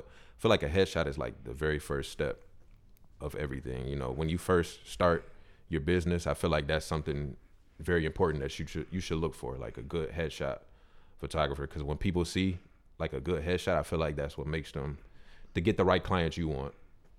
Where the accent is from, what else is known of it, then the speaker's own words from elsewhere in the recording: Mount Clemens, Michigan, United States; I feel like I'm actually from Mount Clemens, and I've been past this building a bunch of times